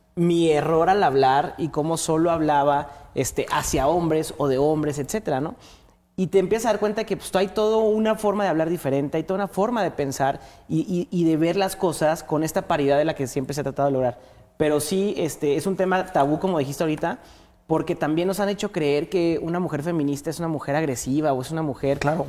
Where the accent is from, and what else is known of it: Mexico